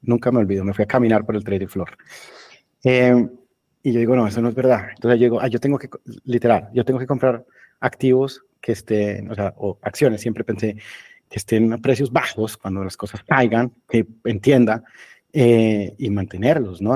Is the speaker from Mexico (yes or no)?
no; Colombia; moved away as an adult; also born or lived in Germany / England; yo me fui de Colombia hace 20 años, más o menos, un poquito menos